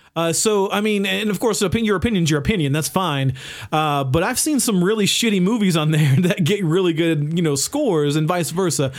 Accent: the South, United States; growing up in the South

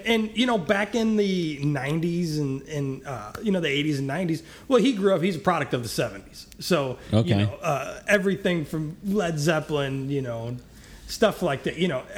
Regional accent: St. Louis, Missouri, United States; I was born and raised in St. Louis. Was a descendant of Ferguson, Berkeley, Missouri.

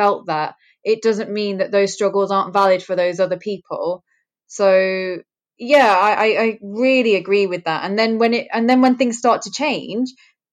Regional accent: Greater Manchester, North West England, United Kingdom; I'm first generation in the UK. My parents were immigrants. My dad is from Africa. My mum is from India. They had a very, very traditional arranged marriage. So I was born in Greater Manchester

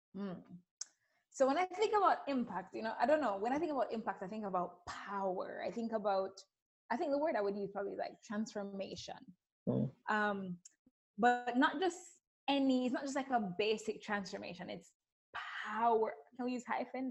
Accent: Jamaica; accent: Caribbean; I grew up in Jamaica. You may hear a little spicy Caribbean accent going on here

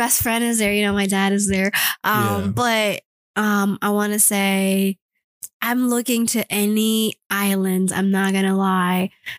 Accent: United States; I don't tell people I'm from the U.S. sometimes.

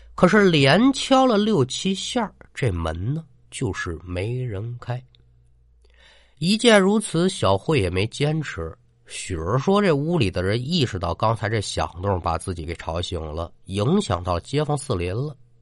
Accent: China; 也做了三十多年中国人了

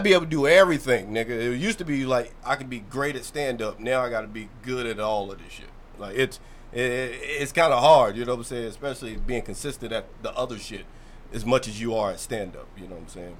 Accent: Louisville, Kentucky, United States; moved away as an adult; now in Baltimore, United States; I'm from Kentucky. I'm from Louisville

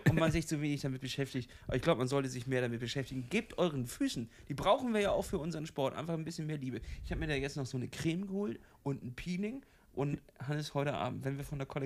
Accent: Kiel, Schleswig-Holstein, Germany; Ich komme aus Kiel, der Stadt am Meer.

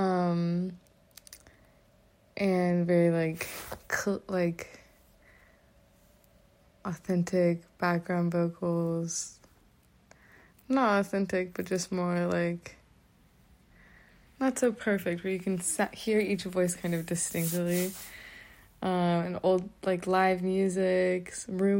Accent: Nashville, Tennessee, United States; moved away as an adult; now in Boston, United States; I am from Nashville, but I'm currently a student in Boston

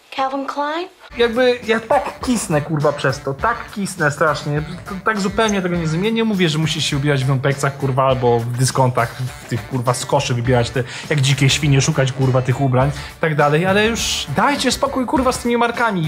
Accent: Warsaw, Masovian Voivodeship, Poland; wychowałem się na warszawskich Jelonkach, na Bemowie

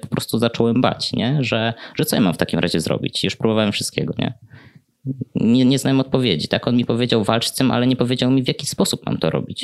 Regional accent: Podlaskie Voivodeship, Poland; ja pochodzę z bardzo mojej miejscowości na Podlasiu, więc tamta wiara jest takim mocnym filarem, na którym buduje się chyba każdego młodego człowieka

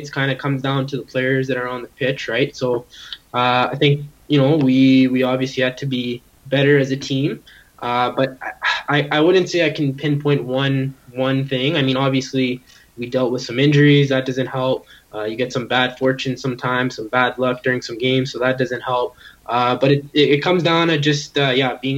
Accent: Edmonton, Alberta, Canada; moved away as an adult; now in Ottawa, Canada; representing my hometown

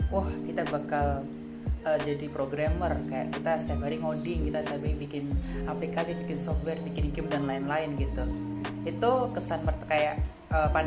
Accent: Pati, Central Java, Indonesia; Aku dari Pati Jawa Tengah.

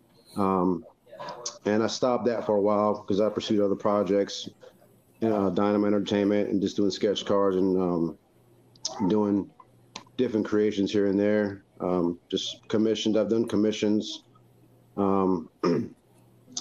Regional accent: North Carolina, United States; now in Kentucky, United States; I'm hailing from North Carolina, but living in Kentucky right now with my wife and my children

